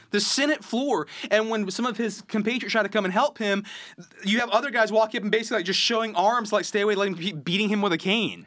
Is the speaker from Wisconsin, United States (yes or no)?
no; Okeechobee, Florida, United States; I'm from Okeechobee.